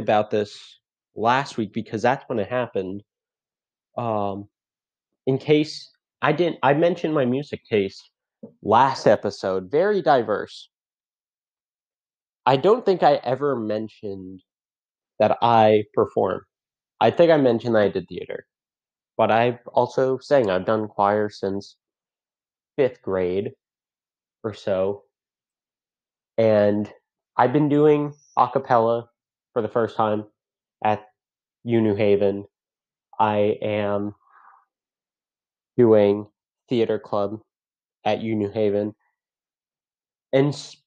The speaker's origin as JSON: {"language": "English", "town": "Fairfield", "region": "Connecticut", "country": "United States", "said": "I'm from Fairfield, Connecticut"}